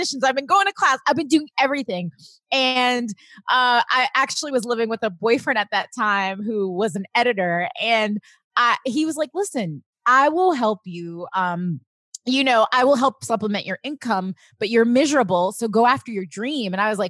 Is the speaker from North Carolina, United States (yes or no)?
no; Long Island, New York, United States; also born or lived in Queens, New York; I'm from Queens, right? And then I moved to Long Island when I was 10 years old.